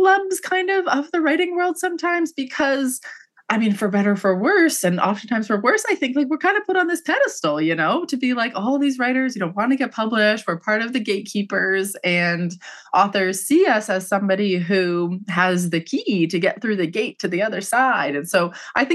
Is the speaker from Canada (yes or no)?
yes; Canada; also born or lived in London, England; I'm Canadian